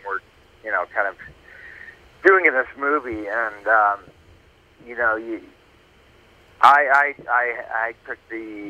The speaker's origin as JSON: {"language": "English", "town": "Plymouth", "region": "Massachusetts", "country": "United States", "tie": "born or raised there", "also_born_or_lived": "Maine", "moved": "as an adult", "said": "I grew up in Plymouth, Massachusetts"}